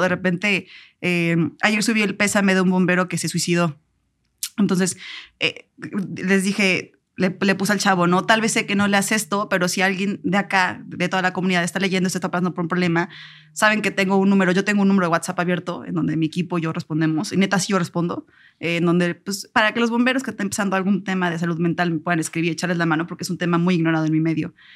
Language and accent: Spanish; Puebla, Mexico; now in Mexico City, Mexico; Vengo de Puebla, no es tampoco un rancho